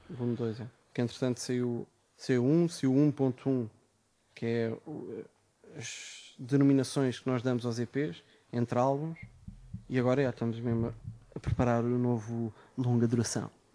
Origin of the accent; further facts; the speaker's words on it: Amadora, Lisbon, Portugal; sou da Amadora.